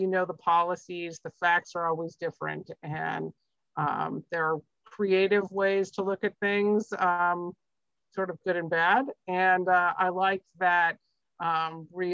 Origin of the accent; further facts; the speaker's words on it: Midwest, United States; now in Andover, United States; I grew up in the Midwest